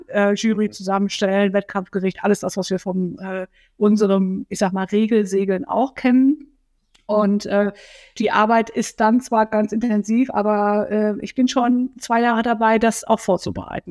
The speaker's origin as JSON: {"language": "German", "region": "North Rhine-Westphalia", "country": "Germany", "moved": "as an adult", "lives_now": "Kiel, Germany", "said": "ich komme ursprünglich aus Nordrhein-Westfalen"}